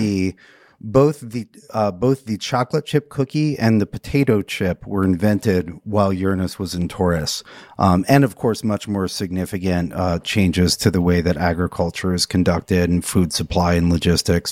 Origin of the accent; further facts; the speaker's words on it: United States; being an American right now